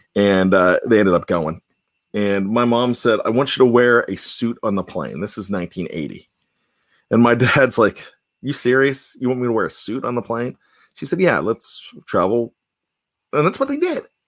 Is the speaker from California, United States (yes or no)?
no; Johnstown, Pennsylvania, United States; growing up in Johnstown